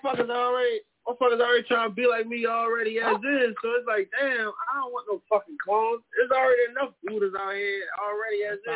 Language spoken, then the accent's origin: English; Philadelphia, Pennsylvania, United States; I'm from Philly.